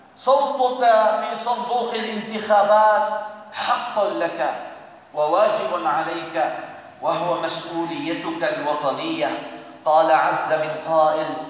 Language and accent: Arabic; Syria; بلدنا سوريا